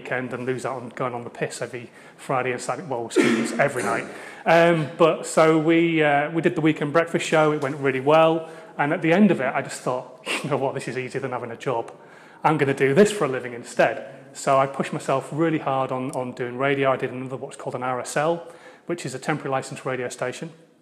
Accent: Hull, Yorkshire and the Humber, United Kingdom; I'm from Hull. So hopefully you can still understand what I'm actually saying as well, because now you know I'm a Yorkshireman

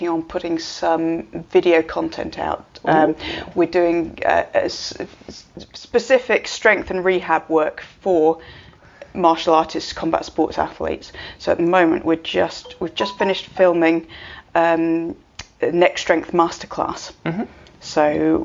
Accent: United Kingdom; we're British

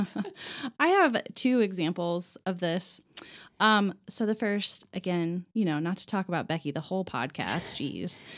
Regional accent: Lafayette, Indiana, United States; now in Indianapolis, United States; I am originally from Lafayette, which is a different city from West Lafayette

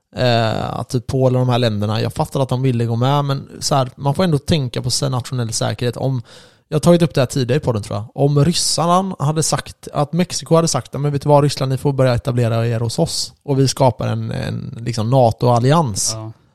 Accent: Sweden; oss då som är svenskar

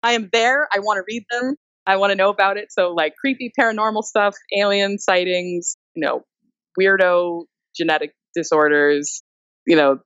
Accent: Texas, United States; I'm from Texas.

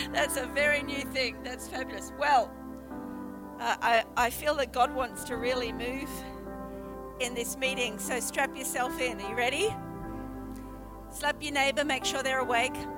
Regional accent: Brisbane, Queensland, Australia; moved away as an adult; also born or lived in Sheffield, United Kingdom; now in Port Lincoln, Australia; I was brought up in Brisbane in the subtropics

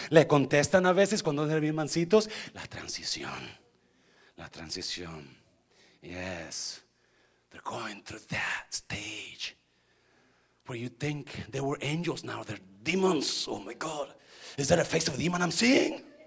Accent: Nayarit, Mexico; moved away as an adult; un día dejé mi pueblito de 50 personas

